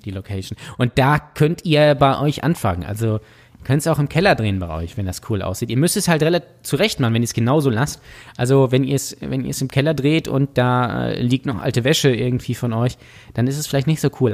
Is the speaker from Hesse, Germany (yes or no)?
no; Lübeck, Schleswig-Holstein, Germany; ich komme hier ja aus Lübeck